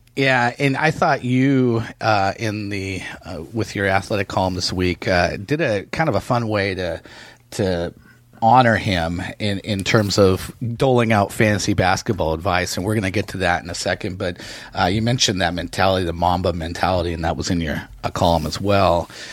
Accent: the Northwest, Pacific Northwest, United States; I grew up in the Northwest.

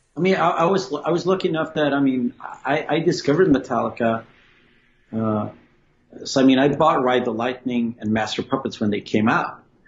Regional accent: Sweden; growing up in Sweden

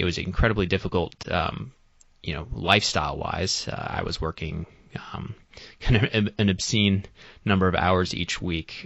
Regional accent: Boston, Massachusetts, United States; I'm originally from the Boston area. I grew up in Massachusetts my whole life

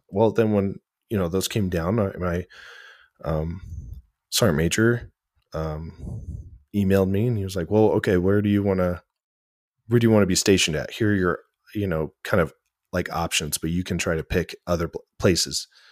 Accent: Glendale, Oregon, United States; moved away; also born or lived in Grants Pass, Oregon; I'm originally from Glendale, Oregon. It's a town okay. of like 800 people tucked away in the mountains in the valley

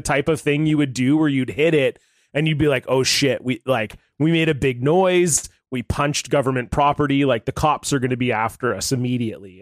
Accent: Ontario, Canada; in Canada, and I grew up in Ontario, where there's lots of maple trees

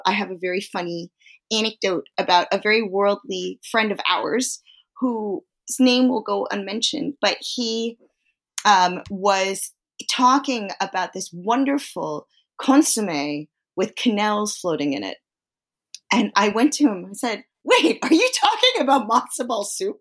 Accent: East Coast, United States; I come from a Chinese-American tradition, but because I come from the East Coast, I also come from a Jewish tradition

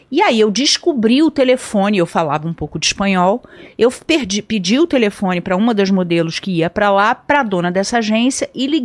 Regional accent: Brazil; eu, tô, eu sou brasileira, eu gostaria de ir para aí e tal.

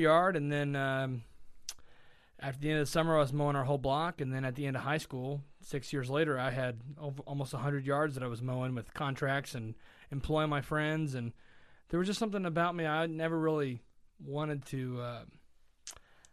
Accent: Lexington, Kentucky, United States; I am from Lexington, born and raised

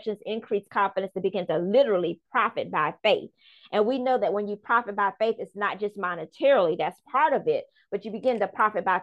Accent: Charleston, South Carolina, United States; also born or lived in Bronx, New York; I'm originally from the Bronx, New York, where my grandmother raised me up until I was 5 years old. And then my parents migrated to Charleston, South Carolina.

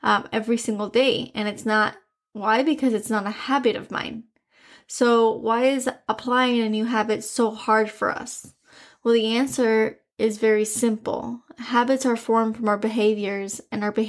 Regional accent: Miami, Florida, United States; accent: Spanish; I was born and raised in Miami, and all of my grandparents are from Cuba, or were from Cuba

